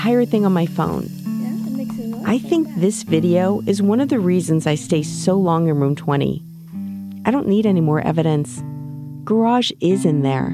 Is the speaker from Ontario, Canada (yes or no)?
no; Winnipeg, Manitoba, Canada; now in San Diego, United States; Winnipeg, my hometown